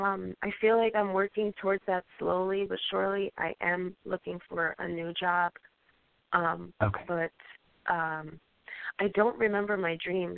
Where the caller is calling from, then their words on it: Colorado, United States; I'm calling from Colorado.